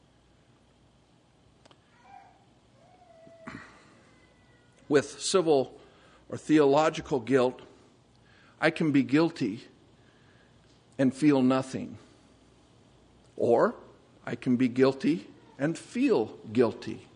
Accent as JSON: {"language": "English", "region": "California", "country": "United States", "moved": "yes", "said": "I'm from California."}